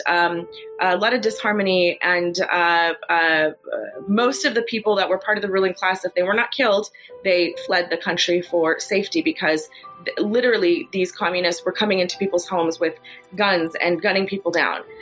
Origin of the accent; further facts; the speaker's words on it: United States; also born or lived in Kabul, Afghanistan; I was born in Kabul, Afghanistan. I, I, live in America. I've grown up here since I was two years old. So America's all that I know.